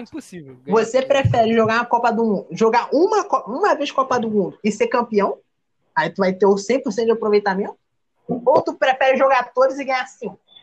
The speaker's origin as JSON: {"language": "Portuguese", "country": "Brazil", "said": "a gente mora no país do futebol"}